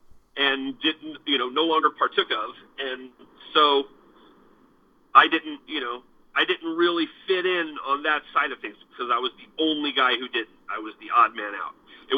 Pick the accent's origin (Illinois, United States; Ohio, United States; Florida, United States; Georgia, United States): Florida, United States; also born or lived in Germany; And then, you know, we're all from Florida, but I was an Army brat, so I lived all over the world, including Germany for 6 years, you know, while I was coming up.